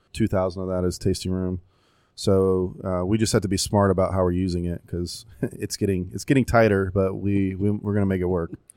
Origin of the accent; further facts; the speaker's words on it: Tampa, Florida, United States; born and raised in Tampa